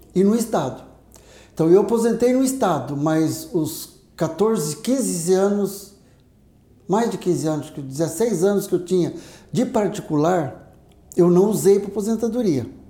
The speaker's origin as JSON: {"language": "Portuguese", "town": "Paraguaçu Paulista", "region": "São Paulo", "country": "Brazil", "tie": "born or raised there", "also_born_or_lived": "Assis", "said": "Sou daqui, nascido e criado aqui em Paraguaçu. Depois eu fui para São Paulo, fiquei 14 anos em São Paulo, me formei, prestei concurso e voltei."}